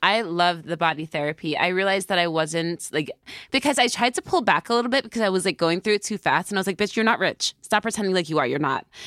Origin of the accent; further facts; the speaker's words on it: New York, United States; I'm a New Yorker